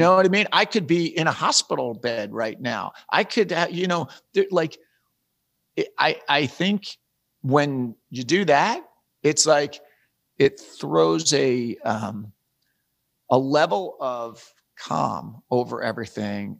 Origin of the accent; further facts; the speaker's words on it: East Coast, United States; moved away as an adult; I'm from the East Coast, my wife's from the East Coast, we, we moved out west when I was doing West Wing